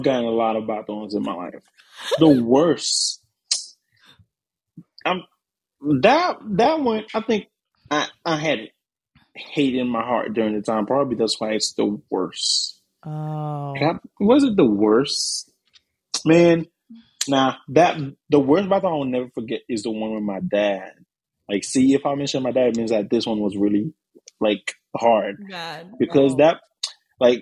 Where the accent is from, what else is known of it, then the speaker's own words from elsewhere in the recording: Haiti; moved away; I was born in Haiti.